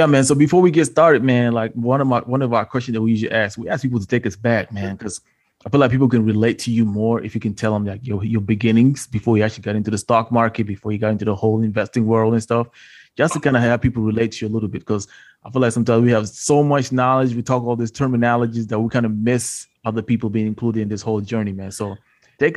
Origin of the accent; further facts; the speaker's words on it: Chicago, Illinois, United States; I grew up in Chicago.